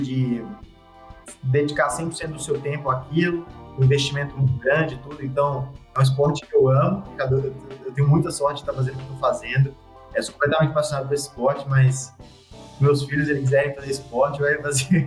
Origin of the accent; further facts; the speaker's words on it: Belo Horizonte, Minas Gerais, Brazil; eu sou de Belo Horizonte, é, minha família toda é de lá